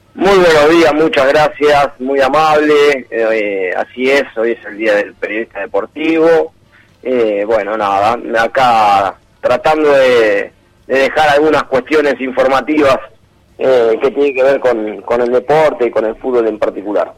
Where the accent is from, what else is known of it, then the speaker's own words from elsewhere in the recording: Argentina; como somos los argentinos, como somos los argentinos